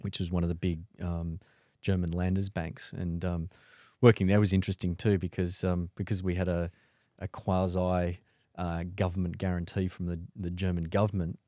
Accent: Sydney, New South Wales, Australia; born and bred in Sydney uh, in the mid 70s

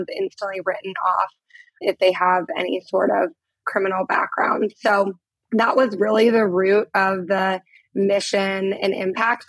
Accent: Portland, Oregon, United States; moved away as an adult; also born or lived in Uganda; Portland, Oregon is my hometown

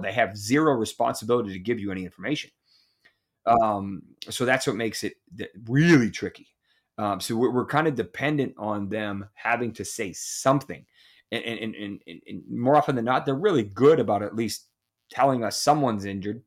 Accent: Massachusetts, United States; I grew up in Massachusetts, where hockey is pretty prevalent

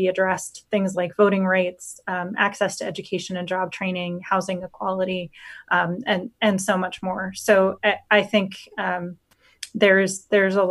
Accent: Otoe County, Nebraska, United States; I grew up on a family farm in Odo County

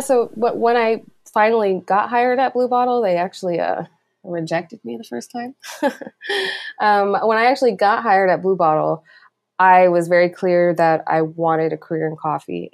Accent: East Coast, United States; moved away as an adult; now in Oakland, United States; I'm originally from the East Coast, and I moved across the country without real plan

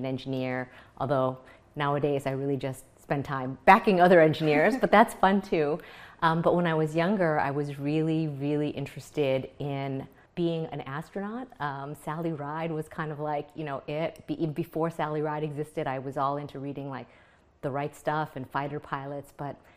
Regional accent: a town outside of Buffalo, New York, United States; also born or lived in Jakarta, Indonesia; came with my parents when I was a young child and ended up growing up in a town of 2,000 people outside of Buffalo, New York.

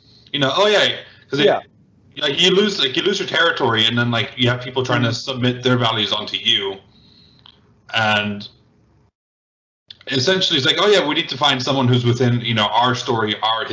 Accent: United States; I'm American, you know, Cuban race

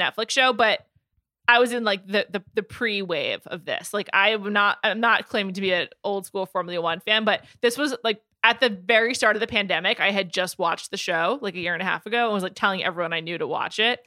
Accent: United States; I'm American

